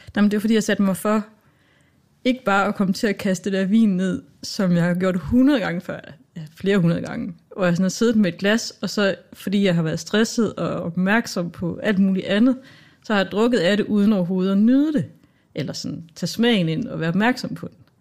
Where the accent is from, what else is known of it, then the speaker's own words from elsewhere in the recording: Southern Jutland, Southern Denmark, Denmark; accent: Jutlandic; jeg er jo vokset op langt ude på landet i Sønderland